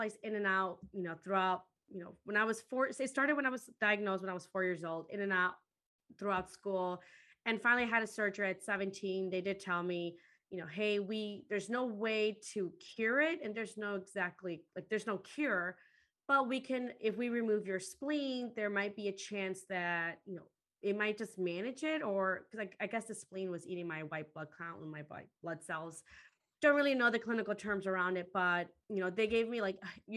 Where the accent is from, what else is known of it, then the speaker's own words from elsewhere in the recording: Chicago, Illinois, United States; also born or lived in Guatemala; I ended up growing up in Chicago